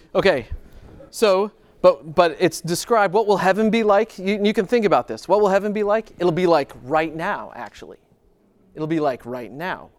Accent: Grand Rapids, Michigan, United States; I'm from Grand Rapids

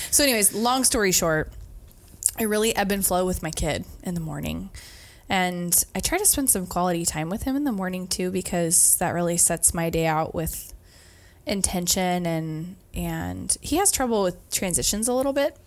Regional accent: Brightwood, Oregon, United States; moved away as an adult; also born or lived in McMinnville, Oregon / Colorado; I grew up in Brightwood

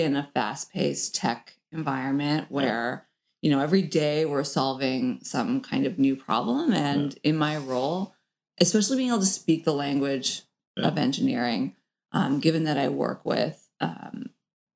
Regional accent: St. John's, Newfoundland and Labrador, Canada; moved away as an adult; also born or lived in Oxford, United Kingdom; now in Oakland, United States; growing up in Newfoundland

